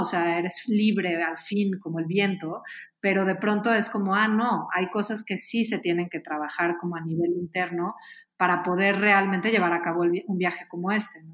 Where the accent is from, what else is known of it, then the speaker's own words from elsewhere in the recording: Mexico; somos mexicanos